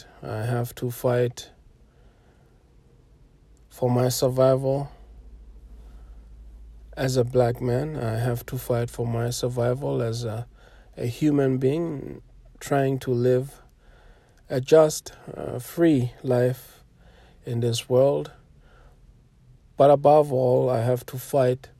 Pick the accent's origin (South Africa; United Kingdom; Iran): South Africa; much of my generation growing up in South Africa